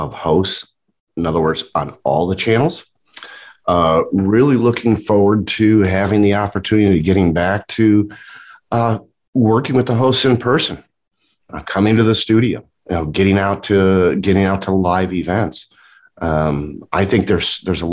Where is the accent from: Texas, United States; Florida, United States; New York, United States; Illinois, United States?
Illinois, United States; Chicago; Born and raised in the Chicago market